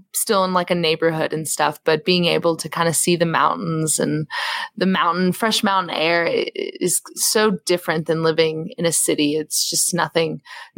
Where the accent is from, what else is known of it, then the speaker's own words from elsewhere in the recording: the South, United States; moved away; I grew up in the flat part of the South